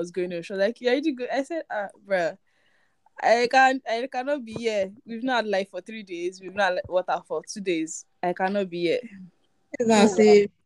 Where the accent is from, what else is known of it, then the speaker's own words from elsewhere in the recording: Ikorodu, Lagos, Nigeria; I'm from Ikorodu.